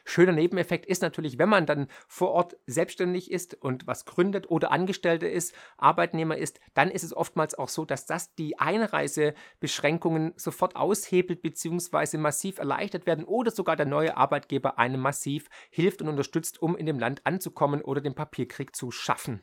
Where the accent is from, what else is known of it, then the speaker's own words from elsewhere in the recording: Germany; hier ist meine Heimat, hier ist meine Familie, hier sind die sozialen Netzwerke